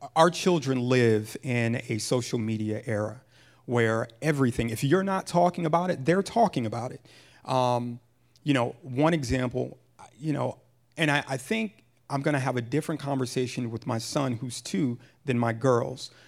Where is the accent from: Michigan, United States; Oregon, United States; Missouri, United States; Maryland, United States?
Michigan, United States; Pontiac; moved away; also born or lived in Jersey City, New Jersey / Massachusetts; I was born and raised in Pontiac, Michigan